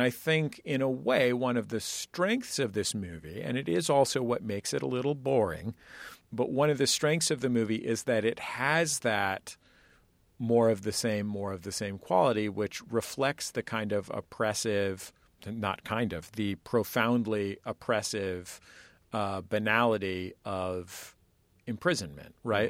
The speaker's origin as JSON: {"language": "English", "town": "San Francisco", "region": "California", "country": "United States", "tie": "born or raised there", "said": "I'm from San Francisco"}